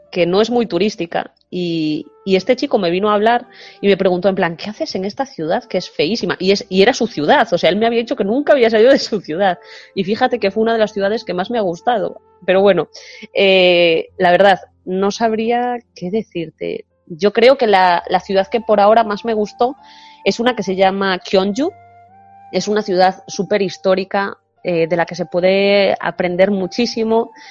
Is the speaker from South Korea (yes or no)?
yes; Suwon, Gyeonggi Province, South Korea; Spanish is a second language; sobre todo para quienes venimos de Seúl o Sugón, en mi caso, ciudades así grandes